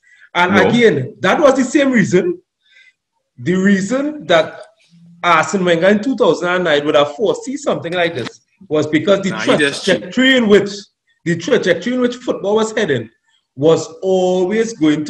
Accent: Trinidad & Tobago; We come from Trinidad. We come from the ghetto.

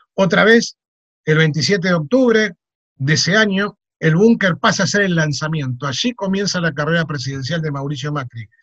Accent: Buenos Aires, Argentina; dicen que somos los porteños

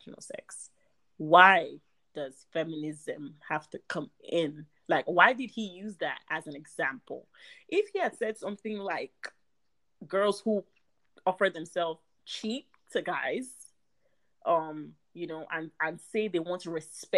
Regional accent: Nigeria; I'm Nigerian

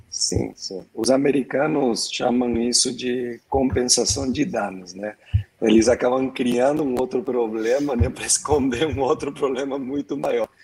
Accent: Argentina; now in Brazil; Eu sou argentino mais brasileiro do mundo aqui

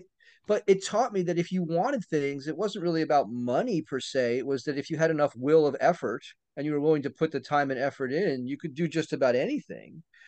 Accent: East Coast, United States; So I grew up on the East Coast, as I said, in the equivalent of what would be called kind of a housing estate.

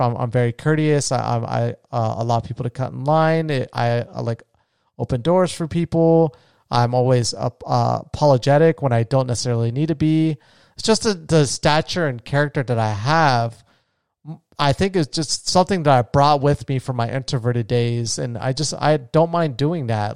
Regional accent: Florida, United States; my home state of Florida

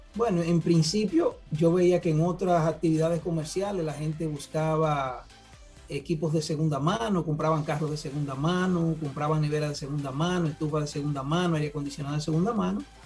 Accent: Santiago de los Caballeros, Santiago, Dominican Republic; vengo del interior, de la ciudad de Santiago de los Caballeros.

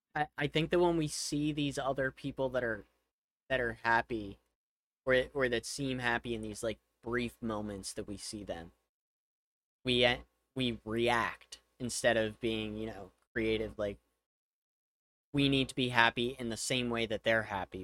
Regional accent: United States; one of the disadvantages of being an American is you probably only speak one language

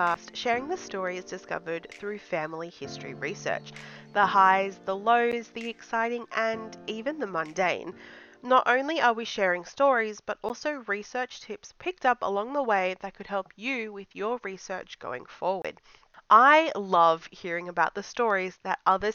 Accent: Australia; I'm a blogger from Australia

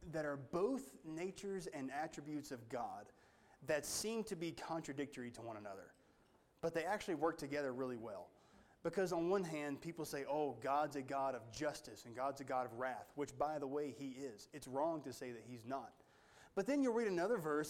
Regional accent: United States; as an American, I'm not held to the Jewish law.

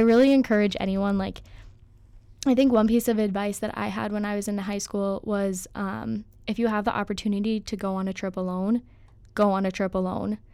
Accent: St. Louis Park, Minnesota, United States; I'm from Saint Louis Park, Minnesota. Um, so Twin Cities area

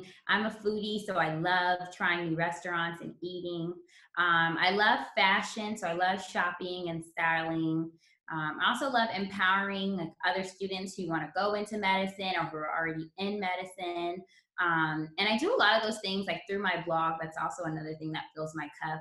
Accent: Los Angeles, California, United States; my hometown is Los Angeles.

